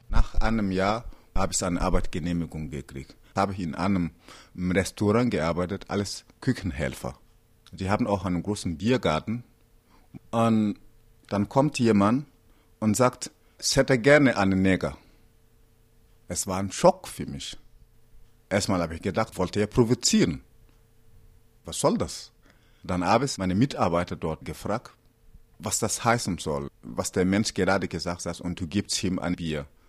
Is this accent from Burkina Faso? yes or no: yes; Burkina Faso; German is a second language; also born or lived in Bavaria, Germany; now in Munich, Germany; Ich komme aus äh, Burkina Faso und lebe in Bayern noch nicht so lange, aber Mai. Äh, schon seit 2002